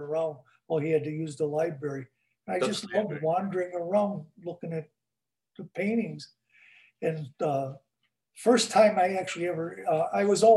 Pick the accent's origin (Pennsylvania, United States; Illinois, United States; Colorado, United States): Illinois, United States; Chicago; I was born in Chicago, 1941